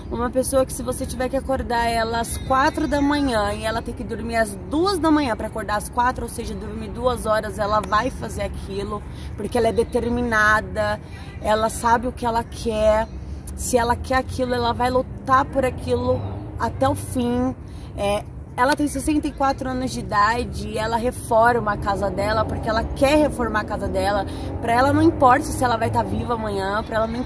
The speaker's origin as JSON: {"language": "Portuguese", "region": "São Paulo", "country": "Brazil", "lives_now": "São José do Rio Preto, Brazil", "said": "moro em São José do Rio Preto hoje, mas sou da capital de São Paulo"}